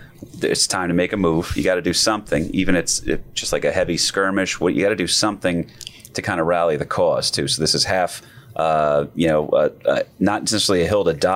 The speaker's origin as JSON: {"language": "English", "town": "Wayne", "region": "New Jersey", "country": "United States", "tie": "born or raised there", "said": "Wayne, my hometown, named after him"}